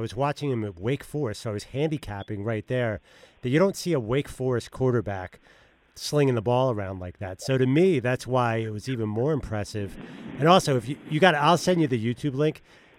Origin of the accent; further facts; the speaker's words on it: Philadelphia, Pennsylvania, United States; I'm from Philly.